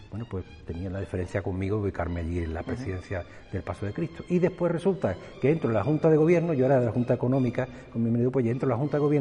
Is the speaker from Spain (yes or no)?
yes; Seville, Andalusia, Spain; now in Heliópolis, Spain; la primera vez que yo salí de Nazareno, mi madre me vistió de nazareno muy temprano. Ya no vivíamos aquí en, Triana, y ya vivíamos en Heliópolis.